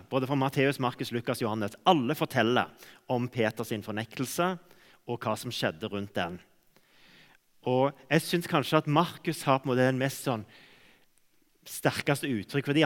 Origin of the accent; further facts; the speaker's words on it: Cameroon; For jeg vokste opp i, i Kamerun, sånn at jeg gikk glipp av alle disse omvendelsesmøtene.